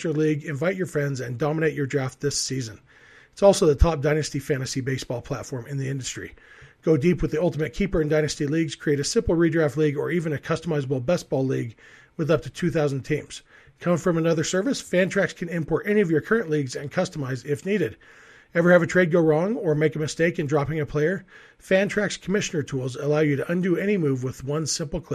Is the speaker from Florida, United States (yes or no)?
no; Lake Elsinore, California, United States; I grew up in Lake Elsinore